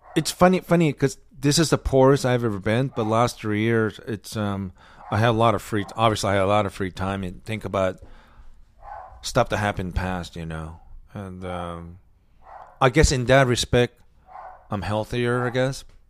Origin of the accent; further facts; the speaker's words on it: Osaka, Japan; moved away; I'm from Osaka